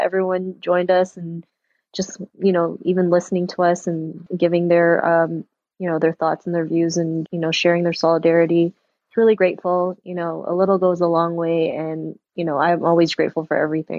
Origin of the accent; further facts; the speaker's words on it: Toronto, Ontario, Canada; I'm also from Toronto